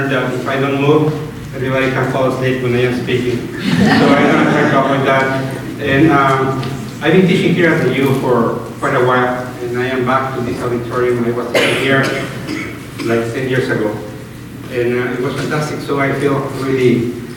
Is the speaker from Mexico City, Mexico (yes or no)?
yes; Mexico City, Mexico; moved away as an adult; also born or lived in Oaxaca / Tijuana; now in Minnesota, United States; I'm from Mexico City originally